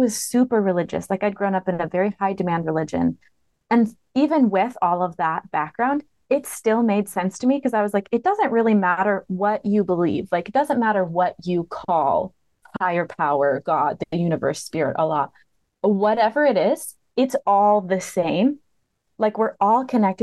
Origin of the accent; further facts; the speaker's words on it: Michigan, United States; also born or lived in Montana / Hawaii; now in Alabama, United States; I've lived in Montana. I've lived in Hawaii, but I'm from Michigan. That's where I was raised.